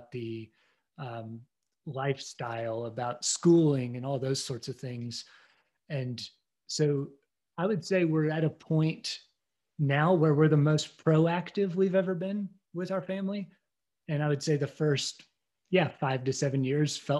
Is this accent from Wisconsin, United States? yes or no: no; Indiana, United States; moved away; I was born and raised in Indiana